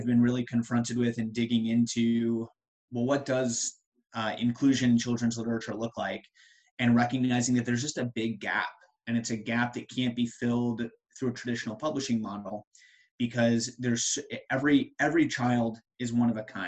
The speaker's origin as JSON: {"language": "English", "region": "Colorado", "country": "United States", "also_born_or_lived": "Ohio / Chicago / Pennsylvania / the Triangle, North Carolina", "moved": "as an adult", "lives_now": "Research Triangle, North Carolina, United States", "said": "I'm originally from Colorado"}